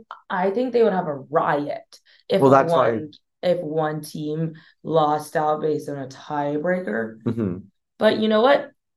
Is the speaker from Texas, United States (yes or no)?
yes; Texas, United States; moved away as an adult; now in Washington, United States; I'm from Texas. You can't take the Texas out of a person.